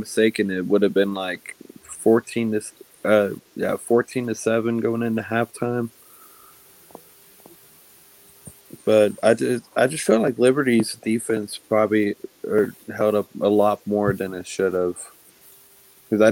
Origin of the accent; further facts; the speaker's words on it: Waynesville, North Carolina, United States; I'm from Waynesville, North Carolina